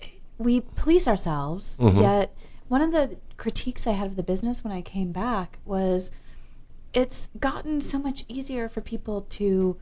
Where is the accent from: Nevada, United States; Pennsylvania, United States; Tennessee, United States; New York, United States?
Tennessee, United States; Memphis; I grew up in Memphis.